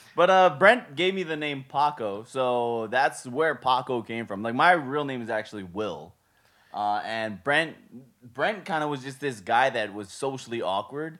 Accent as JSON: {"language": "English", "region": "Hawaii", "country": "United States", "moved": "yes", "lives_now": "Las Vegas, United States", "said": "we're from Hawaii"}